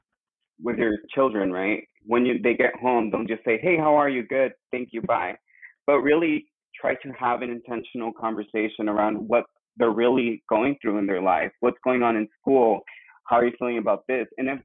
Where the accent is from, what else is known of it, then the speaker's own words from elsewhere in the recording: Mexico; born there; coming from an immigrant family, and as you know, I was born in Mexico, and also I identify as a gay male.